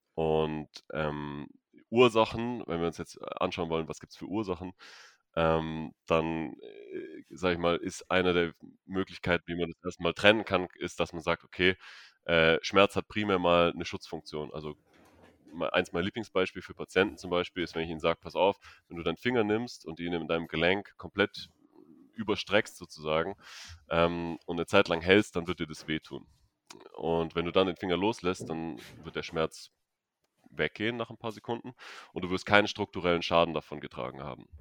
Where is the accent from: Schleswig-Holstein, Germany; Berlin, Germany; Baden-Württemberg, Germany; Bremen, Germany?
Baden-Württemberg, Germany; Stuttgart; moved away; ich komme ursprünglich aus Stuttgart